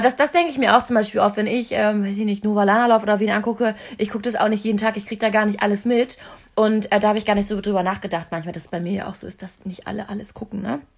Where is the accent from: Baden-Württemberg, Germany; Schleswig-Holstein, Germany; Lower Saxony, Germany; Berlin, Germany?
Lower Saxony, Germany; Hanover; also born or lived in Munich; now in Hamburg, Germany; Ich komme ja aus Hannover